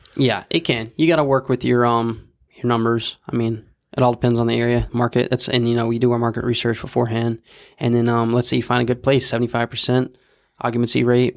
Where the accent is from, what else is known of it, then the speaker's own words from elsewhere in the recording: Houston, Texas, United States; I'm from Houston